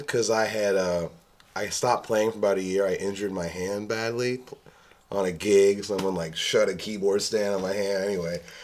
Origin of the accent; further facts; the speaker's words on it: New York, United States; I grew up in New York